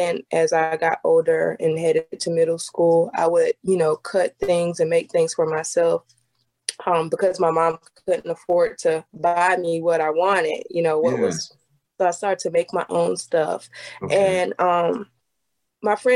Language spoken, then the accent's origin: English; Venice, South Carolina, United States; I'm from Venice, South Carolina, town about this big